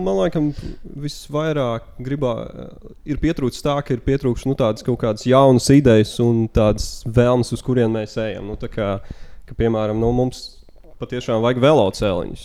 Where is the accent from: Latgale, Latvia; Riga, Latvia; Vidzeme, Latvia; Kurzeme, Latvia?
Riga, Latvia; Pats esmu rīznieks, jā. Dzīvoju nu, šobrīd Maskačkā